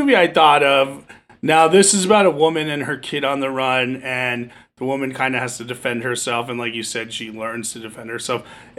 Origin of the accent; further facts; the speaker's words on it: New Jersey, United States; But I'm from Jersey, so we could just be like, Bro Shannon, come here.